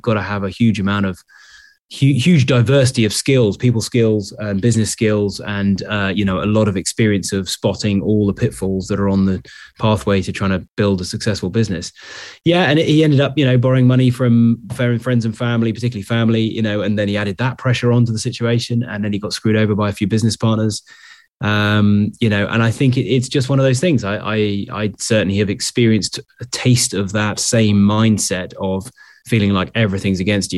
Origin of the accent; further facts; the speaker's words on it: Sherborne, South West England, United Kingdom; born there; I was born in Sherborne in Dorset. I went to boarding school in Taunton in Somerset.